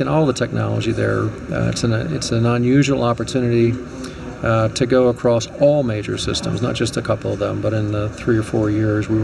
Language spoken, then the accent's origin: English; St. Louis, Missouri, United States; also born or lived in Chicago, Illinois; when I was young, you know, I lost my dad, and it's a family of 4 kids and just a phenomenal mother. And we moved from Chicago here to St. Louis to stay with an aunt